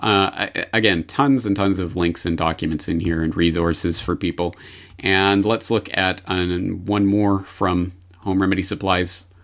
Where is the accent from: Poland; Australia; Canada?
Canada; as a Canadian